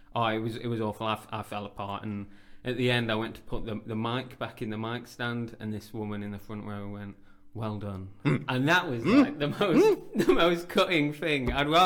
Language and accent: English; Derbyshire, East Midlands, United Kingdom; moved away as an adult; also born or lived in Birmingham / King's Heath, Birmingham; So, I was born in Birmingham. My family moved when I was about 3 years old to Derbyshire, so I grew up in the countryside. Mm. But then I moved back to King's Heath and lived with my cousin for a couple of years after uni.